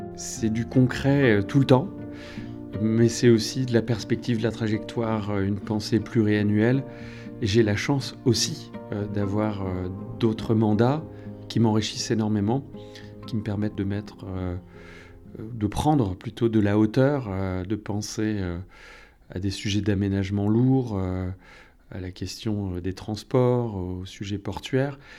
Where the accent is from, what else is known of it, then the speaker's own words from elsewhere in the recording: Gouesnou, Brittany, France; je suis né à Guinou pratiquement, puisque je suis arrivé en 1971, donc j'avais un an. Bah, j'ai toujours été à Guinou